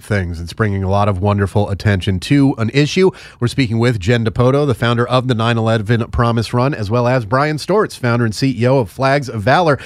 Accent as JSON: {"language": "English", "region": "New York City metropolitan area", "country": "United States", "also_born_or_lived": "Long Island", "moved": "yes", "lives_now": "Maryland, United States", "said": "I'm from the New York City metropolitan area. We lived on Long Island before we moved down to Maryland"}